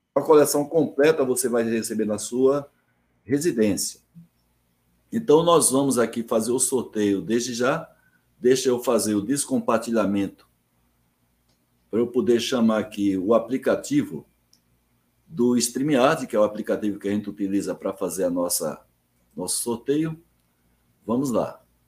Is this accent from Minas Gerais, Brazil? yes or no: no; Alagoa Nova, Paraíba, Brazil; also born or lived in João Pessoa; eu sou de Alagoa Nova, no interior da Paraíba, fui para João Pessoa com 12 anos